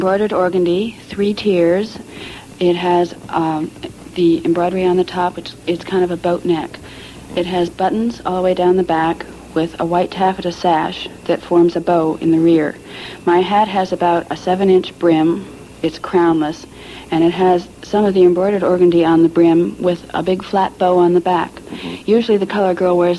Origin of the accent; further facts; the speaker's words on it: Bloomington, Illinois, United States; My hometown is Bloomington, Illinois